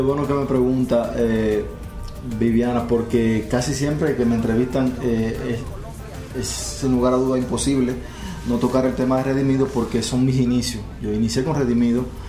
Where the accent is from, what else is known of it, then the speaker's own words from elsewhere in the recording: Dominican Republic; Yo soy de República Dominicana.